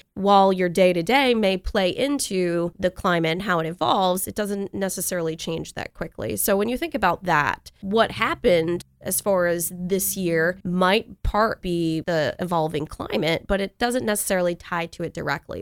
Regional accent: New York, United States; moved away; I grew up in New York. We had nor'easters

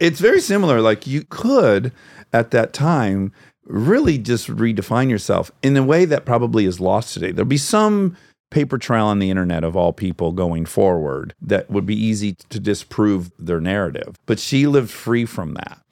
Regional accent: Detroit, Michigan, United States; moved away; I know what it's like to grow up in Detroit

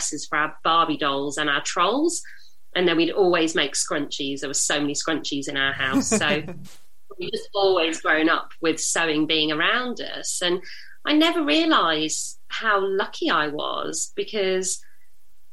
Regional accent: United Kingdom; I'm British Indian.

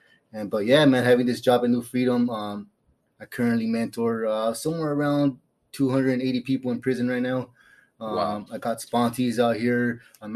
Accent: California, United States; moved away as an adult; now in Phoenix, United States; I'm from California. I'm used to the palm trees and the cool weather.

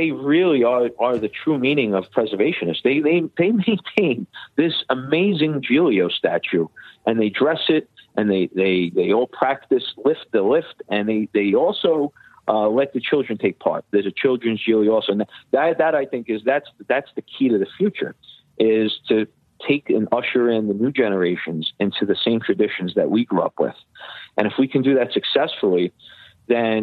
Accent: New York City, New York, United States; growing up in Bay Ridge

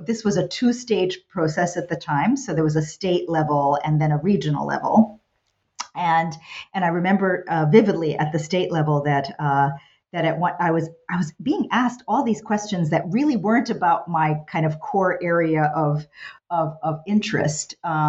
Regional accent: New York City, New York, United States; also born or lived in New Jersey / Virginia; So I'm the American kid, you know, born in New York City. I grew up there and in New Jersey and then ultimately Virginia, product of public schools throughout that time

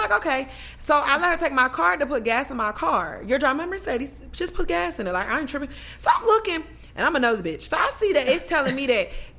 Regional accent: Maryland, United States; I had moved her. I'm from Maryland.

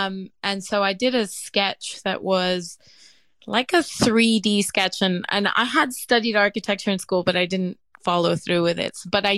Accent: Miami, Florida, United States; born there; I was born in Miami, and from as young as I can remember, I remember standing next to my mom in the kitchen while she was cooking something.

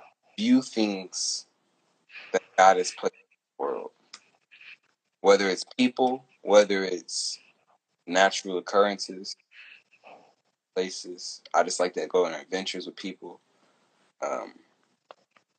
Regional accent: the East, California, United States; I'm from the East

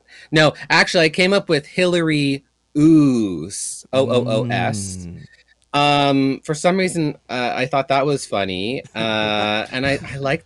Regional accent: Kingston, Ontario, Canada; now in Toronto, Canada; I'm in my hometown originally, Kingston, Ontario, Canada. I live in Toronto, the big city.

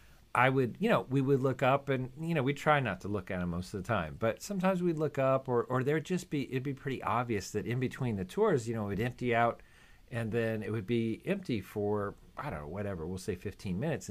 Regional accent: California, United States; moved away; also born or lived in Florida; I came from California, but then, of course, lived in Florida for many years.

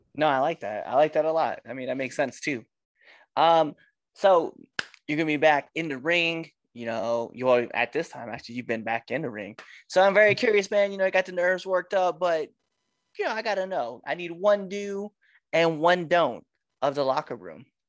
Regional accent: Western Nebraska, United States; I'm from Western Nebraska

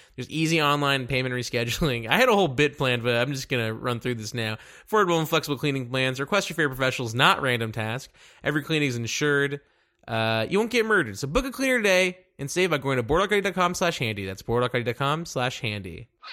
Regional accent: Dallas, Texas, United States; I'm from Dallas

